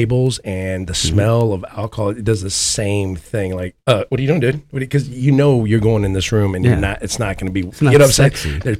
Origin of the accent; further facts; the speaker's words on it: Houston, Texas, United States; I'm from Houston. They have cockroaches.